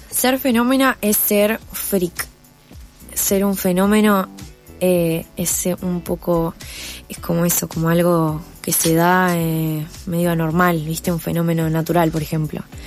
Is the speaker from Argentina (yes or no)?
yes; Necochea, Buenos Aires Province, Argentina; now in Buenos Aires, Argentina; yo soy de Necochea